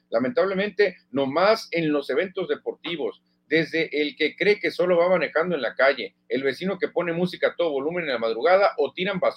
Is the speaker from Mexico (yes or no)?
yes; Mexico; No porque somos mexicanos, no, pero ve lo que hizo con el Real Madrid.